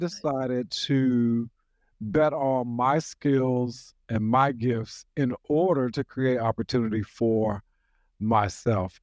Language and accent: English; Nashville, Tennessee, United States; from Nashville, Tennessee, born and reared right here in Nashville